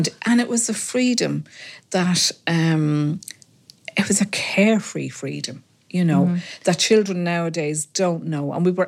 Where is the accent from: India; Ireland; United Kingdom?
Ireland; Ballymun, Leinster; When I grew up in Ballymun, we lived in Stormstown Road, and we had a beautiful green outside our house, Wadley Green, and we played out there morning, noon and night.